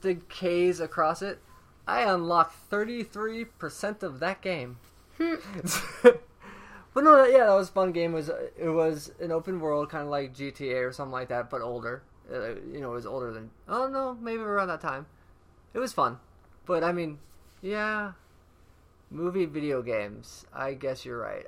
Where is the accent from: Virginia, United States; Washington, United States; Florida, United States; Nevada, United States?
Florida, United States; Orlando; also born or lived in Tampa, Florida; now in Long Beach, United States; I'm from Orlando, Florida, and Tampa